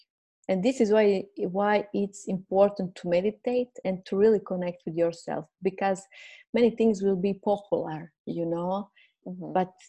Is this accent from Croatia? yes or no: yes; Croatia; first language Croatian; English is a second language; I will express myself in Croatian language, my mother language, and later on I will see. And then, okay, I felt I'm ready. Let's do it. I will do it in English language. I'm aware my English language is not perfect